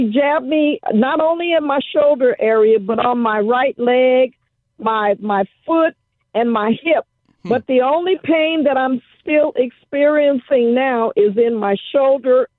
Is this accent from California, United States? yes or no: yes; Los Angeles, California, United States; I grew up in Watts